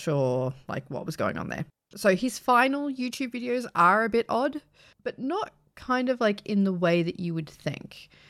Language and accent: English; Australia; me being Australian